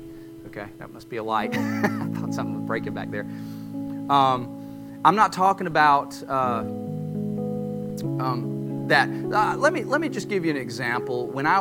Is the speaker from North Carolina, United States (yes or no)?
yes; North Carolina, United States; Yeah, we're proud Appalachian North Carolinians.